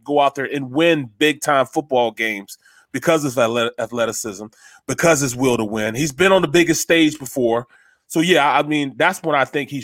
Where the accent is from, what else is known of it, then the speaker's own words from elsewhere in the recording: St. Louis, Missouri, United States; I grew up a Chicago Bears fan, and I'm from St. Louis